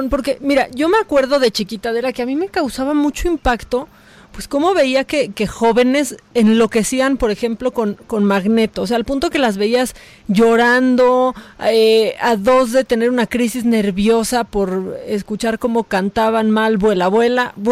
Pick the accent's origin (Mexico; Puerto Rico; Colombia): Mexico; Guerrero; Eh, soy de Guerrero, mucha gente de mi familia le manda saludos